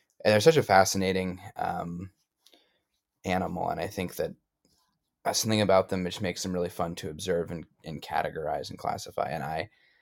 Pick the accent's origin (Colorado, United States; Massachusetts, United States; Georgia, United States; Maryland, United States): Massachusetts, United States; Amherst; from Amherst, Massachusetts originally, so a local boy